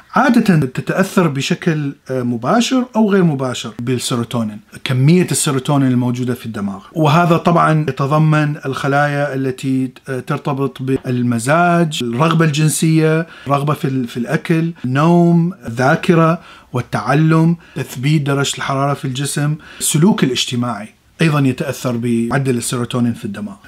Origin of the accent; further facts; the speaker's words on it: Iraq; moved away as an adult; أنا من العراق وعشت حر حربين وطلعت من العراق